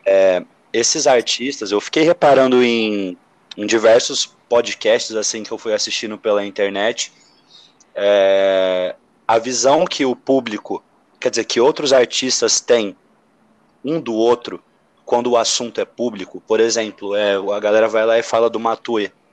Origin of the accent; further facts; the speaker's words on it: São José do Rio Preto, São Paulo, Brazil; moved away; eu venho de São José do Rio Preto